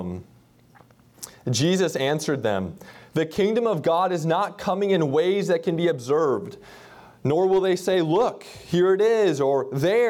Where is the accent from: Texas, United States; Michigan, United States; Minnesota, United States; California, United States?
Minnesota, United States; moved away; I grew up in Minnesota, and my parents still live in central Minnesota